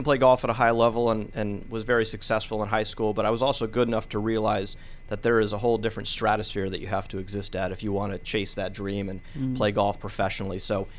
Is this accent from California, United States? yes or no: no; Maryland, United States; also born or lived in Pittsburgh; A brief pit stop here in Atlanta, but Maryland was home. That's where I grew up, and so I played a lot of sports as a kid.